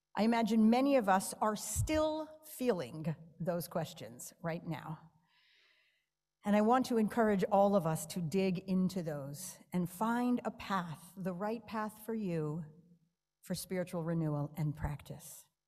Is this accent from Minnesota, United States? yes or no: no; New York, United States; moved away; I'm a New Yorker